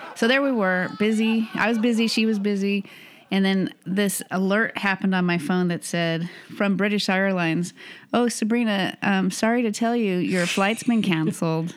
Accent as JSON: {"language": "English", "country": "United States", "said": "We're old American lesbians"}